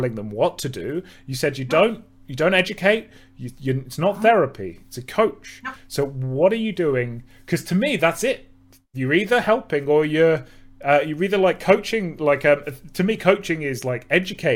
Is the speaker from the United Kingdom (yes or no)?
yes; United Kingdom; I'm British